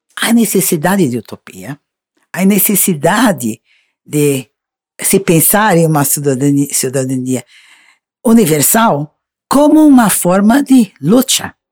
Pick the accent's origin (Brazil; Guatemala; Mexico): Brazil; Spanish is a second language